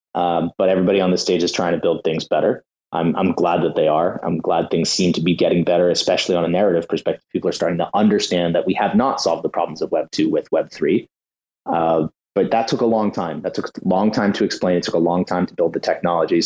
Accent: United States; as an American

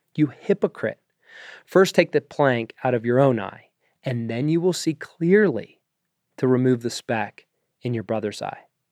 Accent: Pittsburgh, Pennsylvania, United States; I am American. I was born in the suburbs of Pittsburgh

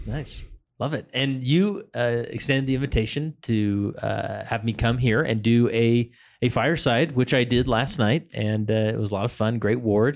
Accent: Utah, United States; accent: Utah; my Utah accent

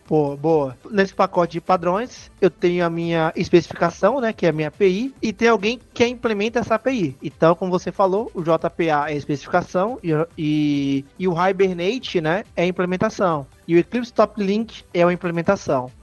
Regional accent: Salvador, Bahia, Brazil; accent: Bahian; now in Portugal; Hoje eu moro em Portugal e eu sou de Salvador. Acho que vocês repararam ao longo do podcast, meu sotaque é autêntico

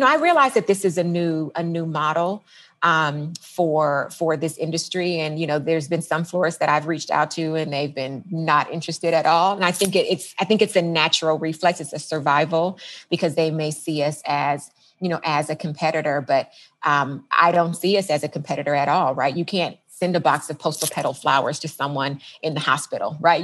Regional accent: Los Angeles, California, United States; also born or lived in San Diego / Washington; now in Los Angeles, United States; I am from the Los Angeles area

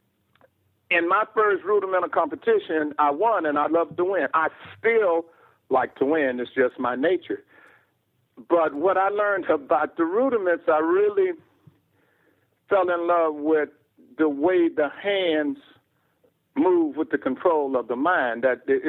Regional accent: Houston, Texas, United States; I'm from Houston, Texas

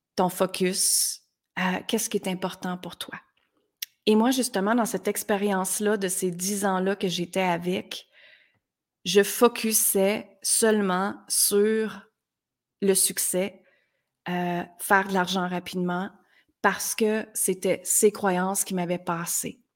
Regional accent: Granby, Quebec, Canada; moved away as an adult; also born or lived in United States; à l'âge de 19 ans, je suis partie de Granby, qui est une petite ville très, très simple ici

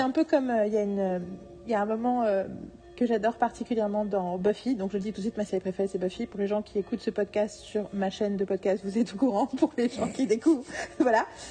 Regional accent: France; je suis française

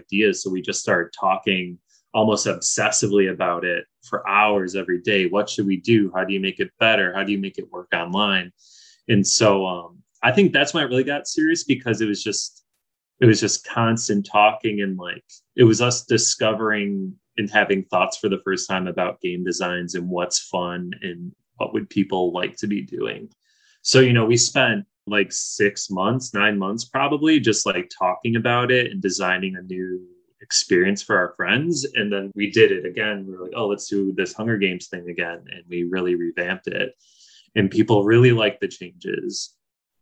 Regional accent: Chicago, Illinois, United States; I grew up in Edison Park, right on the outskirts of Chicago, and then moved to the suburbs when I was around 11

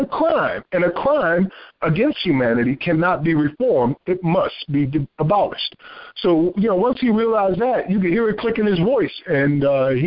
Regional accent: Paterson, New Jersey, United States; now in South Carolina, United States; as a native of New Jersey, born and raised in Paterson, New Jersey

